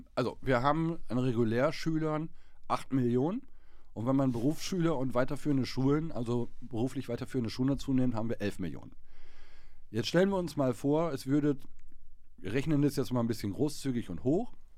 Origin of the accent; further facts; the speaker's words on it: Germany; wir als Deutsche